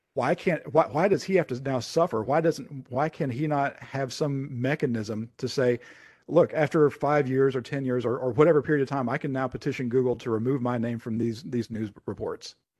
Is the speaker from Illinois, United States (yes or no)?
no; Lexington, Kentucky, United States; my hometown, Lexington, Kentucky